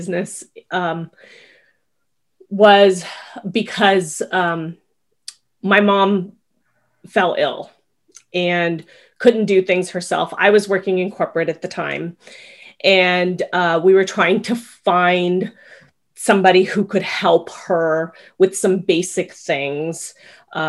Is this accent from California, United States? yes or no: yes; Culver City, California, United States; now in South Bay, Los Angeles, United States; where I grew up in Culver City